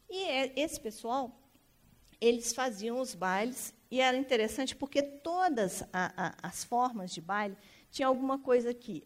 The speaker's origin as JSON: {"language": "Portuguese", "town": "Belo Horizonte", "region": "Minas Gerais", "country": "Brazil", "said": "nós somos mineiros"}